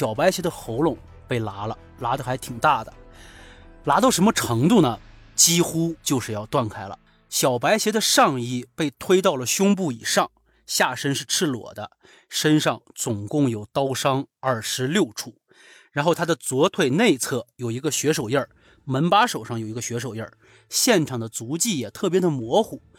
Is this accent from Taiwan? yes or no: no; China; 因为白银离我的老家不是很远